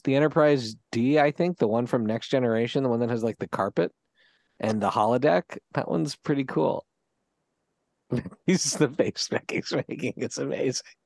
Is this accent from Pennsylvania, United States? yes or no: yes; Philadelphia, Pennsylvania, United States; growing up in Philadelphia